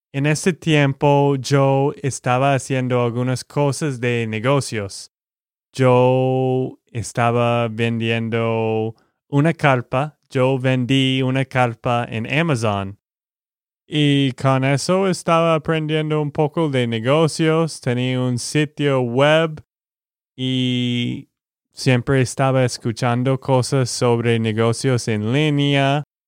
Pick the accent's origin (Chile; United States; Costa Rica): United States; Texas; de Texas, Estados Unidos.